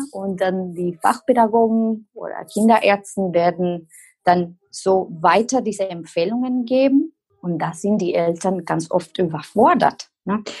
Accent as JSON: {"language": "German", "country": "Costa Rica", "first_language": "Spanish", "second_language": "German", "moved": "as an adult", "lives_now": "Germany", "said": "eigentlich komme ich aus Costa Rica, aber wohne seit fast elf Jahren in Deutschland."}